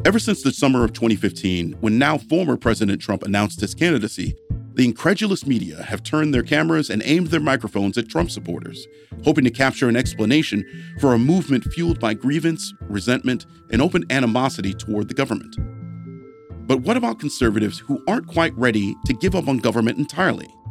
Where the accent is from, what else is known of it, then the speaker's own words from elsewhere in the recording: Midwest, United States; I'm a Midwesterner